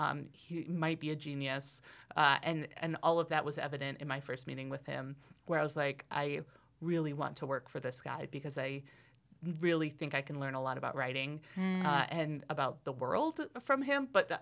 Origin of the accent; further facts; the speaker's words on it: Astoria, Oregon, United States; also born or lived in Heppner; And I grew up in Astoria, Oregon, which is on the coast, very far from Antelope. But before I moved to Astoria, my family, until I was 7, lived in a very, like, tiny town called Heppner